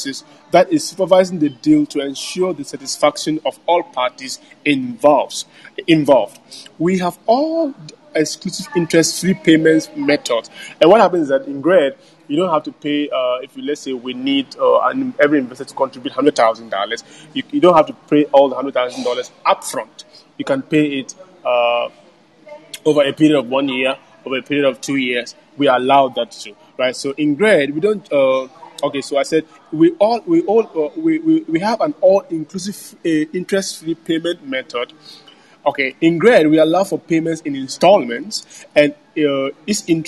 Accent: Ghana; also born or lived in Montreal, Quebec, Canada; I come from Ghana

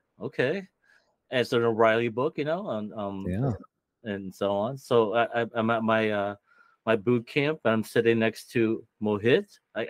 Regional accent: Philippines; There's a lot of Filipinos here too. I know. I think really makes me feel good about being a Filipino.

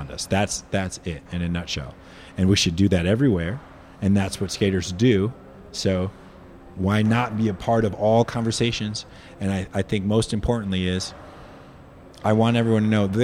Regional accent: United States; moved away as an adult; now in New Zealand; being American

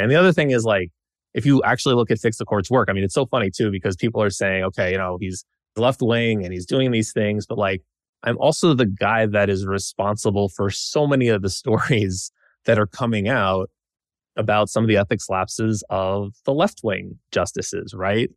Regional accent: Nashville, Tennessee, United States; moved away as an adult; also born or lived in Washington, D.C.; I grew up in Nashville, Tennessee, with my parents and sister

